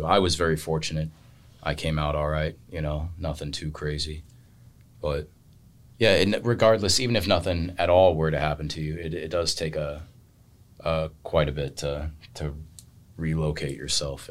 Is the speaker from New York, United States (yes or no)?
no; Florida, United States; I'm from Florida